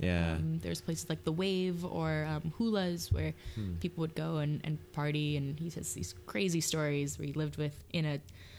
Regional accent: Huelo, Hawaii, United States; also born or lived in Ewa Beach, Oahu / San Diego; I grew up in the North Shore of Maui in Huelo by Twin Falls

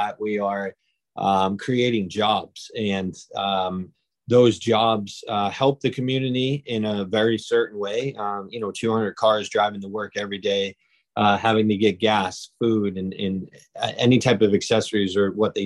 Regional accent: Webster, Massachusetts, United States; I'm actually born and raised in Webster, Massachusetts

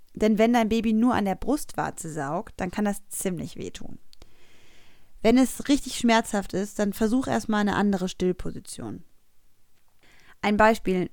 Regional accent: Cologne, North Rhine-Westphalia, Germany; Als geborene Kölnerin

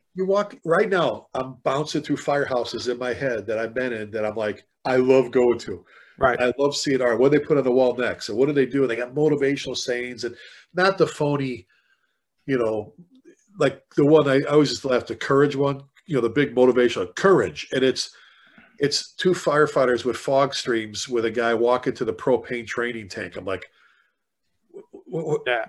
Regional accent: Chicago, Illinois, United States; moved away as an adult; now in Texas, United States; being born and raised in the South Side of Chicago, I've been down here in Texas now since 2000

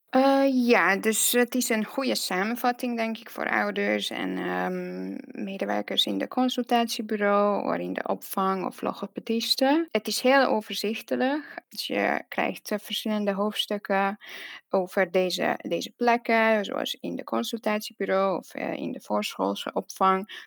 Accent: Hungary; Dutch is a second language; moved away as an adult; now in Netherlands; ik kom uit Hongarije en eh, ik woon in Nederland uh, bijna tien jaar nu

